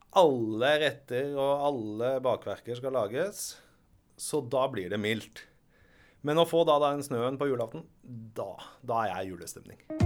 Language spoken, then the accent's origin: Norwegian; Nordmøre, near Kristiansund, Møre og Romsdal, Norway; born or raised there; moved away